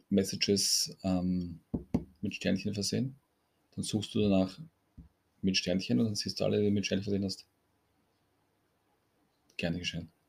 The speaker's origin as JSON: {"language": "German", "country": "Austria", "said": "Bei uns in Österreich sagst du zu Erdmarmelade Marmelade, zu Orangenmarmelade Marmelade, zu Marillenmarmelade Marmelade."}